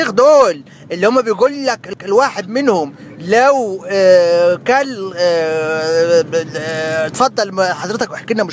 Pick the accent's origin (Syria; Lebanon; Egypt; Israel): Egypt; Kafr El Sheikh, Kafr El Sheikh Governorate; عادي انا من كفر الشيخ بس بقول ان انا دايما من القاهره الحبيب